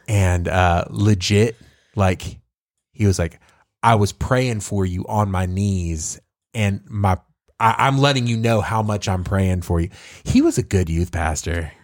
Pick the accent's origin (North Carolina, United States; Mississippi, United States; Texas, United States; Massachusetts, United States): Texas, United States; Tyler; I grew up there